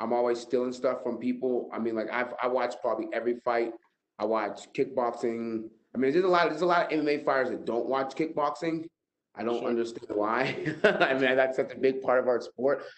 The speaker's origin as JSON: {"language": "English", "town": "Pittsburgh", "region": "Pennsylvania", "country": "United States", "said": "I come from Pittsburgh, Pennsylvania"}